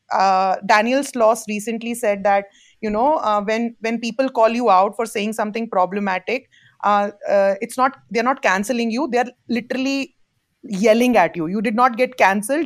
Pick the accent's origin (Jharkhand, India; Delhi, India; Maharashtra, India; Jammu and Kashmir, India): Jammu and Kashmir, India; moved away; I come from Jammu and Kashmir, uh, Kashmir being a very politicized piece of land between India and Pakistan. As a Kashmiri